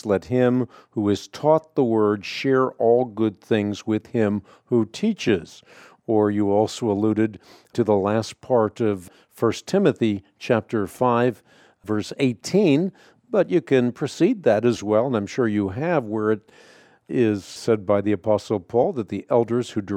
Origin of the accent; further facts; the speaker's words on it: Netherlands; I'm Scandinavian. I was born in Holland.